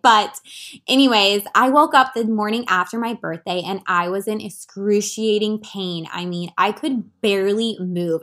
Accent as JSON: {"language": "English", "town": "Washington", "region": "District of Columbia", "country": "United States", "tie": "born or raised there", "also_born_or_lived": "California", "moved": "as an adult", "said": "leave my hometown, move across country to become a full-time health and wellness coach"}